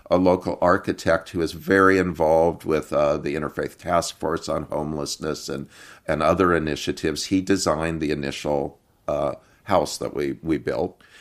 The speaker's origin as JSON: {"language": "English", "region": "Iowa", "country": "United States", "tie": "born or raised there", "also_born_or_lived": "Seattle", "moved": "as an adult", "said": "I grew up in Iowa in a family of Turkish, uh, American immigrants, and, um, moved to Seattle in nineteen eighty-eight."}